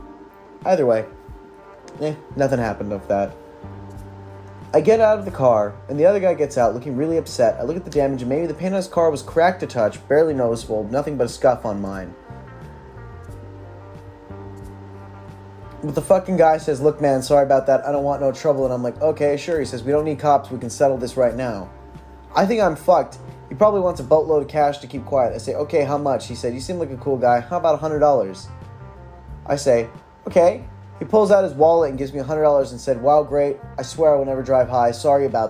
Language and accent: English; California, United States; born and raised in California